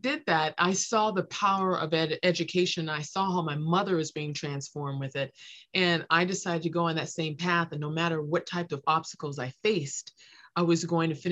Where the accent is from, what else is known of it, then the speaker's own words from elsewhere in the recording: Los Angeles, California, United States; I grew up in South Los Angeles